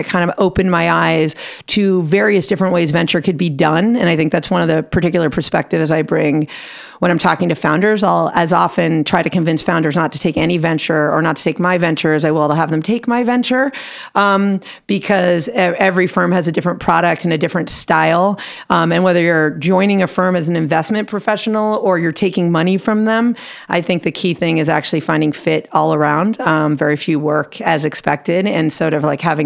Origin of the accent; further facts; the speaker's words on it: Los Angeles, California, United States; I am a rare LA native and a proud LA native. So I grew up in the San Fernando Valley